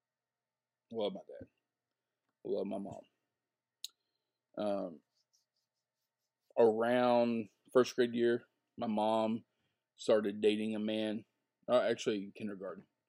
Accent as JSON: {"language": "English", "region": "the South", "country": "United States", "tie": "born or raised there", "said": "where I grew up in the South."}